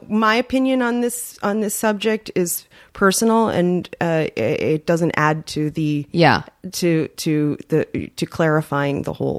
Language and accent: English; New York City, New York, United States; moved away as an adult; now in Los Angeles, United States; I grew up on the Upper West Side.